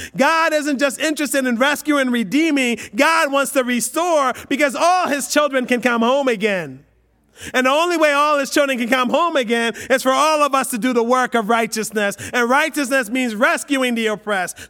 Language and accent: English; United States; we're Westerners, we're American